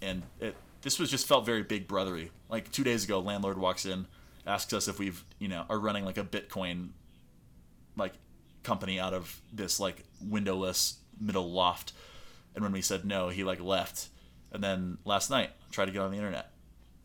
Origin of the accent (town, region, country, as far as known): Vermont, United States; born or raised there